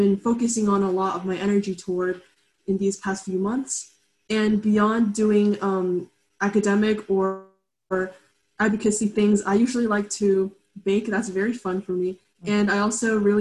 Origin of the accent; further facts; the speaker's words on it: Katy, Texas, United States; also born or lived in Lexington, Kentucky / China; I live in Katy, Texas, which is in the suburbs of Houston, and I have been living here for my entire life. I was born in Lexington, Kentucky, and I also spent a brief amount of time in my childhood in China